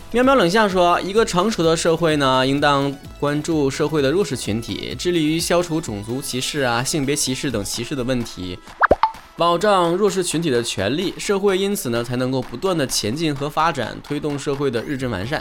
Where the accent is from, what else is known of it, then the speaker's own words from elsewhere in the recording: Northeast China, China; accent: Northeastern (Dongbei) dialect; 在我们东北话脱口秀点击已经破亿的情况之下呢